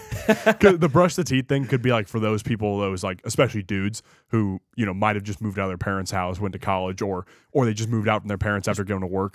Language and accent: English; United States; being an American